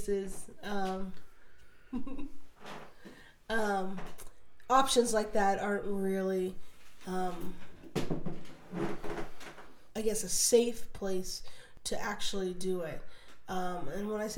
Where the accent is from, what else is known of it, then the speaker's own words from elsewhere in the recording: Florida, United States; also born or lived in Chile; I was from Florida